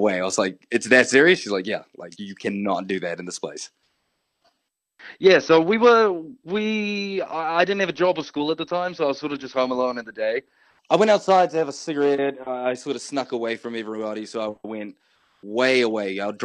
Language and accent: English; Samoa; now in New Zealand; I'm based in New Zealand, but I was raised in Samoa for a bit.